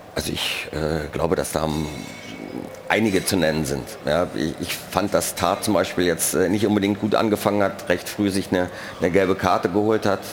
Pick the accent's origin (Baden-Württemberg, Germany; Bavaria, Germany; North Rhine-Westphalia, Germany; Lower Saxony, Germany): North Rhine-Westphalia, Germany; Cologne; als Kölner